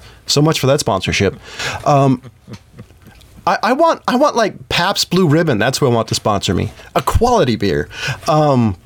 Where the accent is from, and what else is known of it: United States